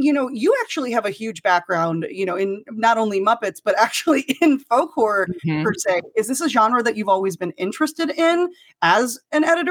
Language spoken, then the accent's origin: English; Rocky Mountains, United States; I grew up in the Rocky Mountains